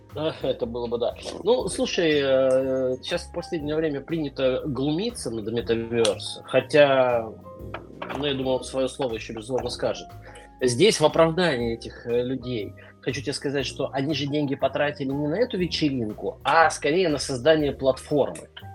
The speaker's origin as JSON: {"language": "Russian", "town": "Omsk", "region": "Omsk Oblast", "country": "Russia", "tie": "born or raised there", "said": "из Омска, моего родного города"}